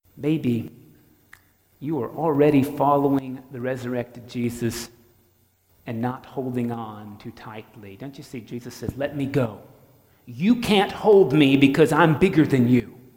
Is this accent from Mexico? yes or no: no; North Florida, United States; I'm from North Florida